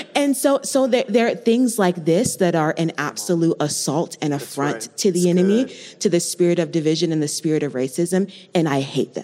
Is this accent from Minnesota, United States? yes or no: no; Colorado Springs, Colorado, United States; I was born and raised here in the Springs